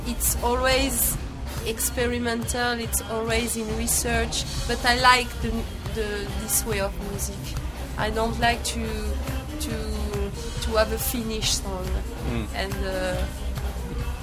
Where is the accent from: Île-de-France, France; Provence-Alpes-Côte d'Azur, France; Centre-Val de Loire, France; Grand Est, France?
Provence-Alpes-Côte d'Azur, France; Marseille; English is a second language; we come from Marseille, the south of France